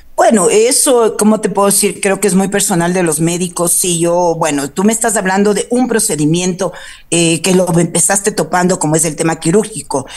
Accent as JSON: {"language": "Spanish", "town": "Quito", "region": "Pichincha", "country": "Ecuador", "tie": "born or raised there", "said": "yo nací aquí en Quito, soy hija de padre cuencano, de madre eh, río bambeña"}